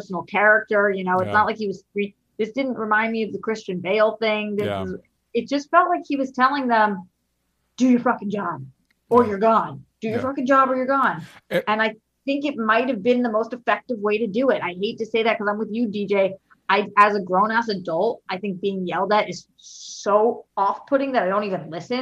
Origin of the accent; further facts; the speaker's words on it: Boston, Massachusetts, United States; I'm also from Boston